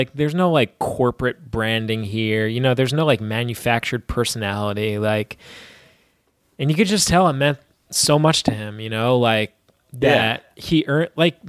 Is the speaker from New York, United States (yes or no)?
yes; New York, United States; as a kid growing up in New York